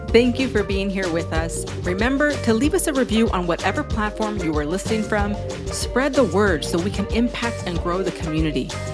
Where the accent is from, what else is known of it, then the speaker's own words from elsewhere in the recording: Southern California, United States; moved away as an adult; now in New York, United States; I'm from Southern California myself, and I've been in New York for 24 years